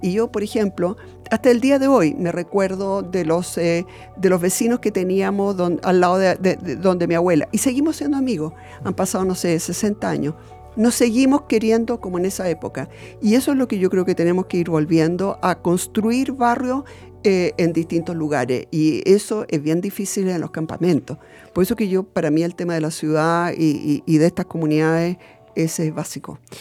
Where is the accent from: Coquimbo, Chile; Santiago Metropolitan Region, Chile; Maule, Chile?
Santiago Metropolitan Region, Chile; Santiago; also born or lived in Alto Hospicio, Chile / Iquique, Chile; yo nací en Ñuñoa